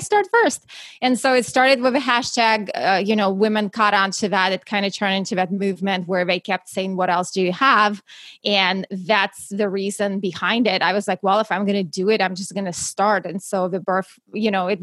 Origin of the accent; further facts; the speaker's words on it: Russia; English is a second language; moved away as an adult; now in United States; I actually was born and raised in Russia and moved to the US right before I turned 21.